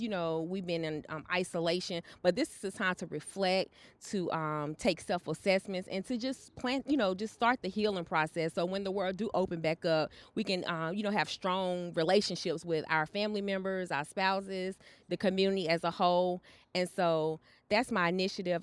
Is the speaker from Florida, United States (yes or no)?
no; Charlotte, North Carolina, United States; also born or lived in Florence, South Carolina; I was raised in Charlotte, but I was born in Florence, South Carolina